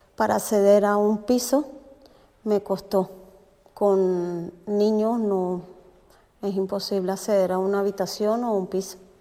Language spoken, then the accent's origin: Spanish; Venezuela; moved away as an adult; now in Spain; soy de Venezuela, llegué en el 2018 a España.